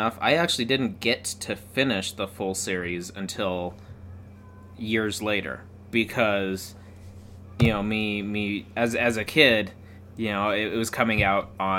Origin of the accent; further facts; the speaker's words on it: United States; being an American as a young kid